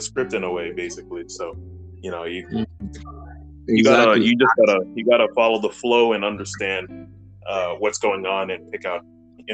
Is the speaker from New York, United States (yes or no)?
yes; New York City, New York, United States; I grew up in New York, Brooklyn